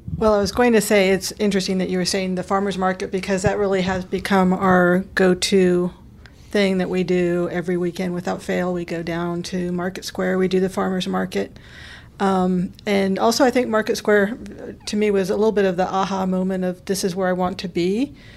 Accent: Sacramento, California, United States; now in Knoxville, United States; I'm originally from Sacramento

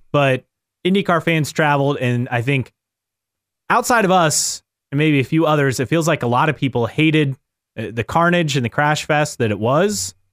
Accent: Westfield, Indiana, United States; my hometown of Westfield, Indiana

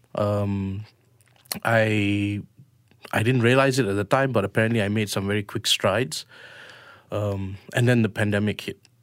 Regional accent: Malaysia; we're Malaysian Indians

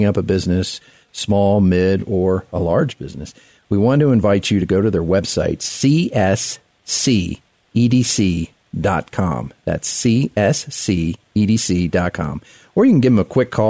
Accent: West Virginia, United States; now in Colorado Springs, United States; I was born in West Virginia.

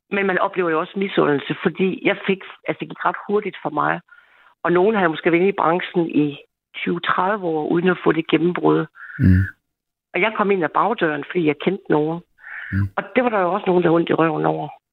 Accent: Denmark; Jeg er jo ikke jyde for ingenting

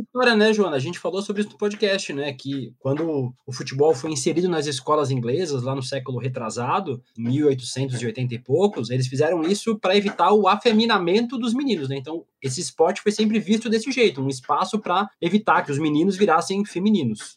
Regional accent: Balneário Camboriú, Santa Catarina, Brazil; also born or lived in Paraíba; now in São Paulo, Brazil; Eu sou de São Paulo, nasci aqui, mas eu cresci em Santa Catarina e morei na Paraíba por muitos anos

